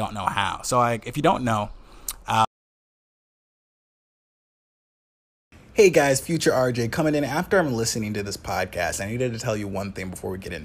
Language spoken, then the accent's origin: English; Wisconsin, United States; accent: Wisconsin; now in New York, United States; my Wisconsin accent